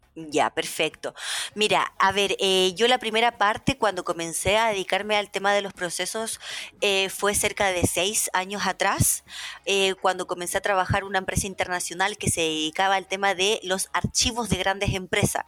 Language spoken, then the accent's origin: Spanish; Chile; moved away as an adult; also born or lived in Russia; yo me fui de Chile a vivir a Rusia. En ese entonces yo tenía 19 años